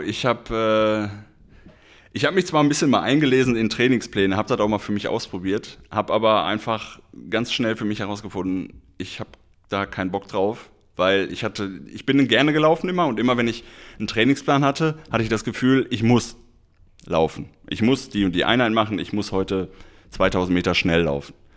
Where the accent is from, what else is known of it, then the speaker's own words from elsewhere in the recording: Schermbeck, North Rhine-Westphalia, Germany; moved away; also born or lived in Bochum; ich komme ursprünglich aus Schermeck